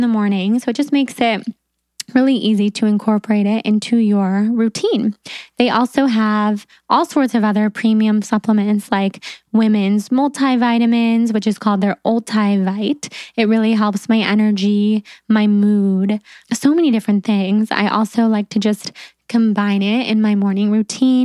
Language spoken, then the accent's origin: English; Sacramento, California, United States; I was from Sacramento